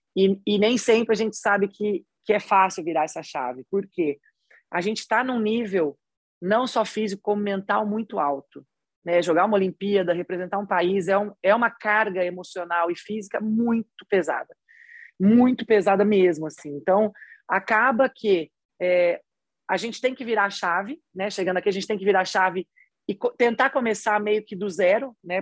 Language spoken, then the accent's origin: Portuguese; São José do Rio Preto, São Paulo, Brazil; accent: interior paulista, Minas-like; now in Belo Horizonte, Brazil; sou paulista, mas eu sou do interior, né? Então eu sou do interior mais perto de Minas do que eu sou da capital. Então por isso que eu já tenho até esse resquício, esse sotaquezinho assim, eu sempre falava uai, sou. Tipo assim, eu já tinha isso do interior, eu sou de São José do Rio Preto.